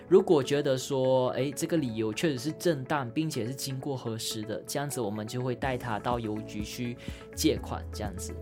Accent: Malaysia; moved away as an adult; now in Taiwan; 我们所有马来西亚人，无论分为很多元的种族

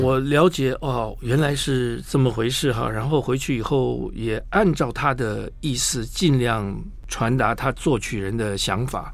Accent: Taipei, Taiwan; 小时候在中广播英文了以后，就跑去衡阳街嗯哼。东方出版社

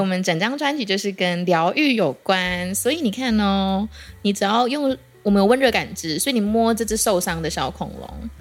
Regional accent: Kaohsiung, Taiwan; moved away; also born or lived in Taipei; 我是高雄人

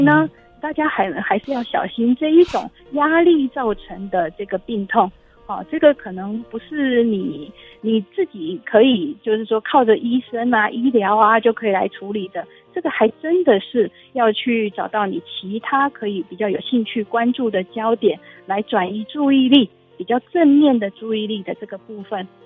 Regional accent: Taiwan; 我们台湾人

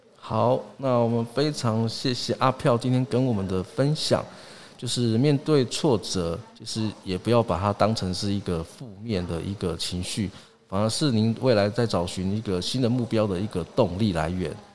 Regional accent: Yuli, Hualien County, Taiwan; 我是来自花莲玉里阿飞赫部落

